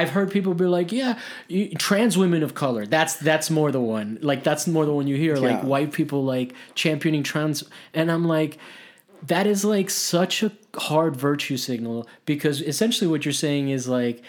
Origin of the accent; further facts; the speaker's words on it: Miami, Florida, United States; in Miami, I come from Miami, so like that's a town where like white people do not thrive.